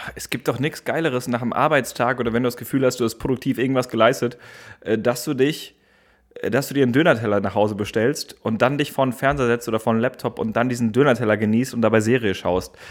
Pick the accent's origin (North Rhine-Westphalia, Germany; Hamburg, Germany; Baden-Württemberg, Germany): North Rhine-Westphalia, Germany; Gevelsberg; now in Berlin, Germany; in meiner Heimat Gebelsberg